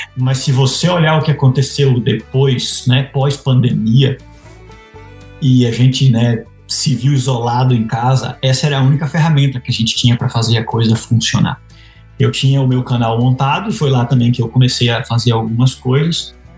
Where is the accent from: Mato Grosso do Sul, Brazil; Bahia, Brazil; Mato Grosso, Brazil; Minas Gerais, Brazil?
Bahia, Brazil; moved away as an adult; also born or lived in Lavras / Piracicaba / Sinop; now in United States; eu nasci e me criei na Bahia